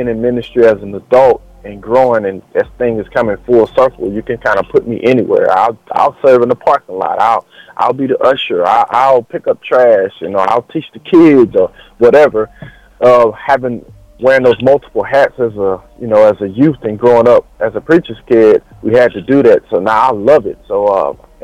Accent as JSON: {"language": "English", "town": "Silsbee", "region": "Texas", "country": "United States", "tie": "born or raised there", "said": "born and raised in Texas, man, small town Texas called Silsbee, Texas."}